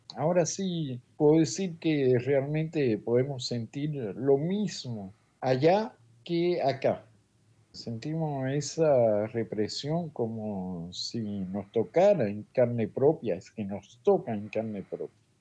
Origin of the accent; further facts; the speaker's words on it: Cuba; now in Paris, France; en mi país